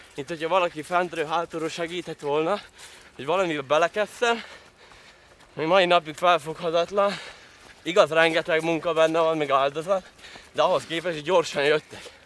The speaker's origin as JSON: {"language": "Hungarian", "town": "Tallós", "region": "Trnava Region", "country": "Slovakia", "tie": "born or raised there", "said": "Tallóson születtem, hát jó, jó rész magyar lakta település ez, hogyha még mi megmaradtunk magyarok"}